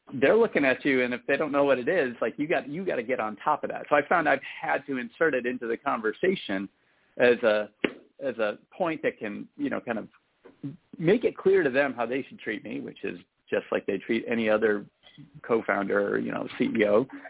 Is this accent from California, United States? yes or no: yes; San Francisco Bay Area, California, United States; I am from the San Francisco Bay Area